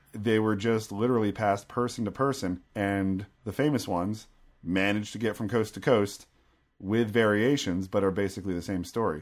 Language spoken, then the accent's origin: English; Philadelphia, Pennsylvania, United States; growing up in Philadelphia